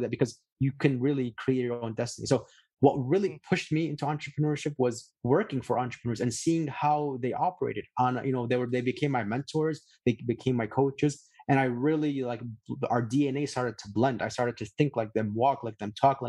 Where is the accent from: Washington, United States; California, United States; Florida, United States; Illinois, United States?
Illinois, United States; Chicago; where I grew up in Chicago